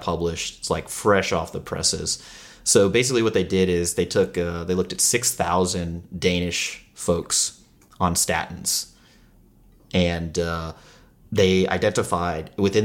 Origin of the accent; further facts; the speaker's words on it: United States; we're from the United States, we're from America